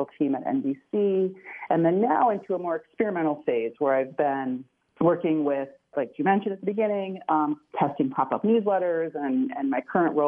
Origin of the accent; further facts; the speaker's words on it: Chicago, Illinois, United States; I'm from Chicago, which is where the quote originated, to afflict the comfortable and comfort the afflicted. And I grew up at a time when journalism was pretty robust in Chicago.